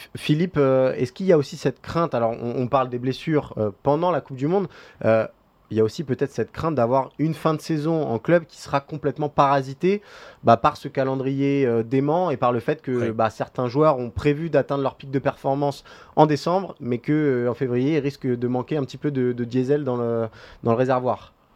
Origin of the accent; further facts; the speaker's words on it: France; en tant que Français